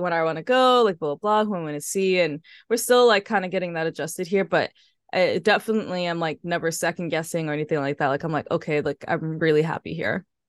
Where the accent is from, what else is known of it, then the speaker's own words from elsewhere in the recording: New York City, New York, United States; moved away as an adult; now in Paris, France; I grew up in Harlem